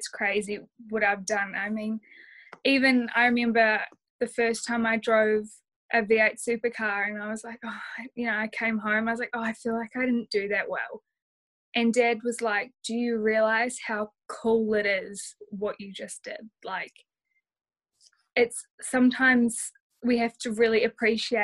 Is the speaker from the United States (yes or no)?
no; New Zealand; Being a Kiwi